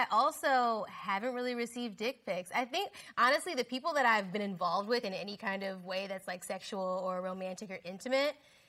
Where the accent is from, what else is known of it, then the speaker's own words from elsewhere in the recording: Virginia, United States; I am born and raised in Virginia.